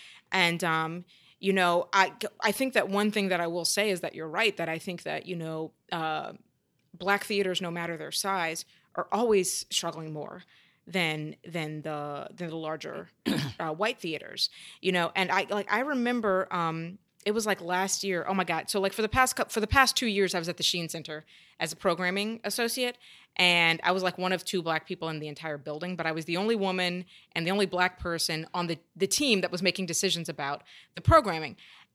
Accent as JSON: {"language": "English", "region": "Louisiana", "country": "United States", "said": "I came from Louisiana, knew very little about theater"}